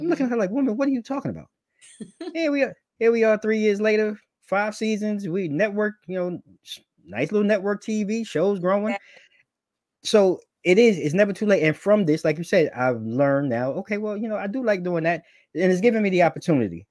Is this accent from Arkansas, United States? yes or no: no; New York, United States; now I'm a New Yorker